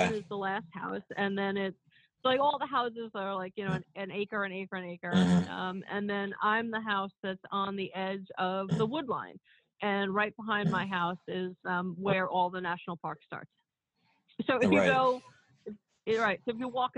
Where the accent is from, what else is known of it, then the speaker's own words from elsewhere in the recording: New York City, New York, United States; I grew up in Woodhaven, Queens